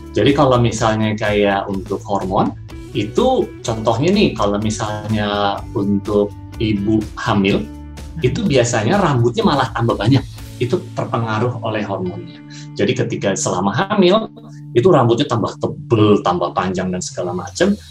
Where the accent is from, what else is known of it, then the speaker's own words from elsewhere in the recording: Jakarta, Indonesia; moved away as an adult; now in Balikpapan, Indonesia; aku kecilnya di Jakarta sih, tapi ketika udah lulus, aku kayak, aduh Jakarta terlalu macet dan membuatku kusut.